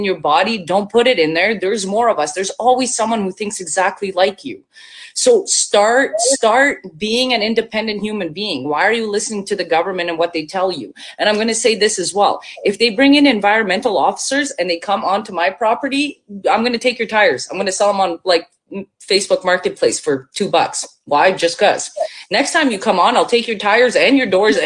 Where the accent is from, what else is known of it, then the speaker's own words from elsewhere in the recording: Bosnia & Herzegovina; now in Canada; I'm from Bosnia. So I was born in former Yugoslavia. I'm half Serbian and went through a war, lived in a refugee camp. And now I come here